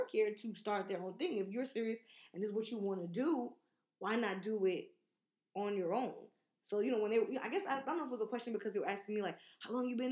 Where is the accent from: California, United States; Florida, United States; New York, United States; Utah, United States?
New York, United States; I'm from New York